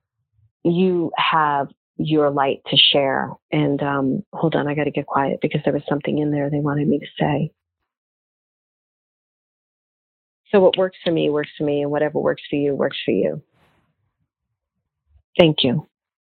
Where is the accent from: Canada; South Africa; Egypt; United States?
United States; Brooklyn, New York; moved away; I'm from Brooklyn originally